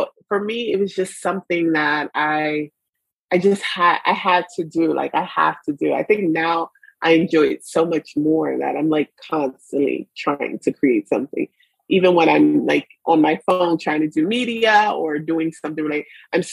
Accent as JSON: {"language": "English", "town": "New York City", "region": "New York", "country": "United States", "tie": "born or raised there", "also_born_or_lived": "Brooklyn", "said": "born and raised in the Bronx of New York"}